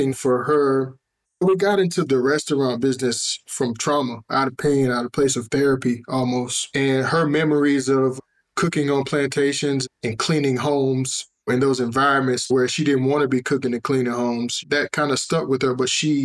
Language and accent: English; the South, United States; we grew up in the South